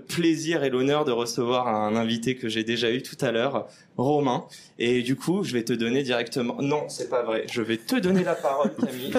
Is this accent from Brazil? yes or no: no; France; En tant que bon français